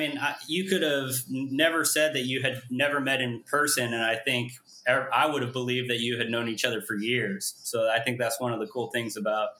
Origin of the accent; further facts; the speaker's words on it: San Francisco Bay Area, California, United States; also born or lived in Seoul, South Korea; now in Malibu, United States; I grew up in the San Francisco Bay Area. Actually did my undergraduate and graduate work at Pepperdine. I was adopted from Seoul. I was born in 1982.